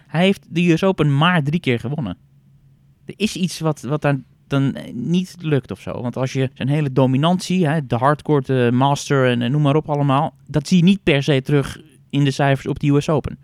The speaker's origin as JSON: {"language": "Dutch", "country": "Netherlands", "said": "wij weten natuurlijk als Nederlanders"}